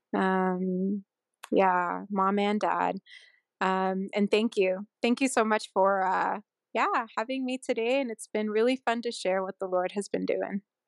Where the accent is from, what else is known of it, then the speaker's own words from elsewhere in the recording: Sunnyvale, California, United States; also born or lived in Honolulu, Hawaii / Vero Beach, Florida; now in Utah, United States; I'm from a s, a town called Sunnyvale in California